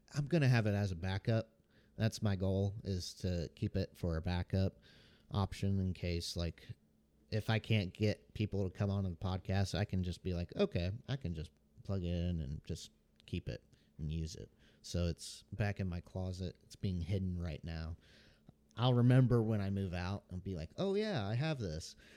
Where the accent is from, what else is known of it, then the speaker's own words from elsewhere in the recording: Memphis, Tennessee, United States; I was born in Memphis, Tennessee